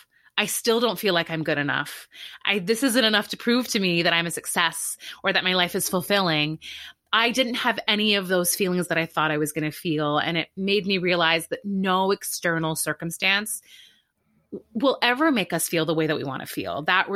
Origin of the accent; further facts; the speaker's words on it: Canada; And so I grew up in Canada, went to a great school undergrad, and there I was kind of like a big fish in a little pond.